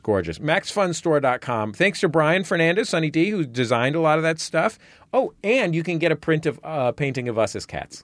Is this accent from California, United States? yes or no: yes; San Francisco, California, United States; I grew up in the Mission, which was a sort of lower middle class neighborhood